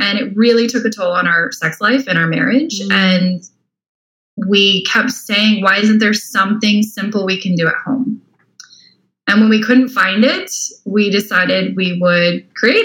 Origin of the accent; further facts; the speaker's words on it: Tempe, Arizona, United States; now in Austin, United States; I'm originally from Arizona. So okay. If you know where Tempe, Arizona is, I grew up there